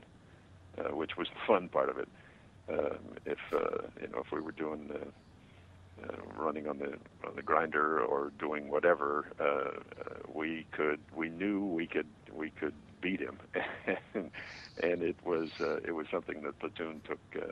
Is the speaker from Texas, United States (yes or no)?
no; Los Angeles, California, United States; I was raised in here in Los Angeles